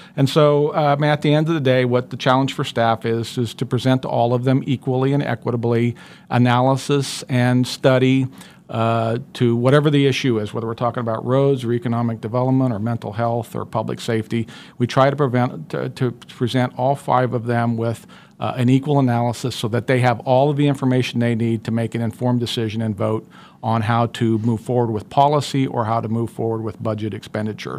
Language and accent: English; Sedgwick County, between Colwich and Maize, Kansas, United States; I grew up in, uh, Sedgwick County. Uh, I grew up on a small family farm, uh, in between Colwich and Mays in the northwest part of the county